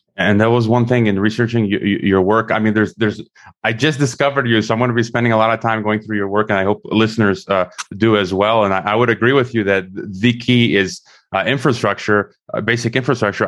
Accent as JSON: {"language": "English", "country": "United States", "also_born_or_lived": "Mongolia / Kazakhstan", "said": "as an American myself"}